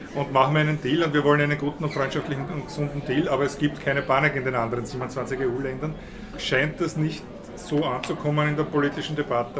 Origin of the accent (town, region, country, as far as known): Austria